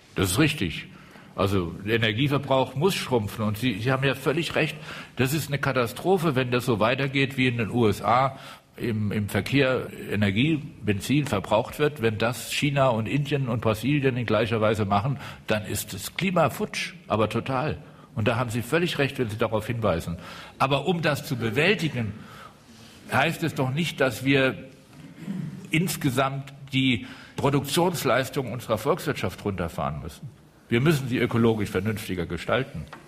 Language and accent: German; Rhineland-Palatinate, Germany; ich komme aus der Südpfalz